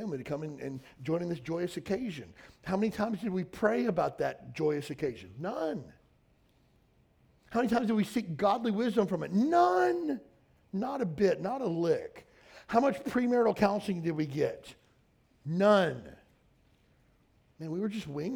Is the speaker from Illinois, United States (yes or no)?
no; Western Kentucky, United States; moved away as an adult; I knew I didn't want to live and die in my hometown of 4,000 people in Western Kentucky.